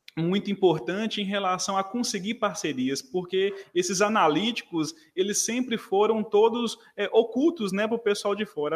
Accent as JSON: {"language": "Portuguese", "town": "Montes Claros", "region": "Minas Gerais", "country": "Brazil", "said": "sou de Montes Claros, Minas Gerais"}